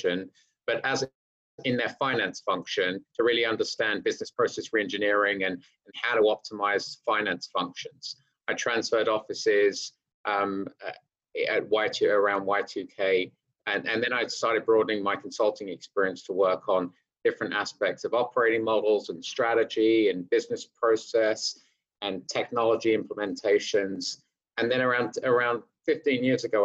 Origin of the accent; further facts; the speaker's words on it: United Kingdom; accent: British; moved away as an adult; also born or lived in London / Hertfordshire; now in New York City, United States; growing up in North London in some humble areas, and we moved out to the suburbs where the schools were better. We moved out in Hertfordshire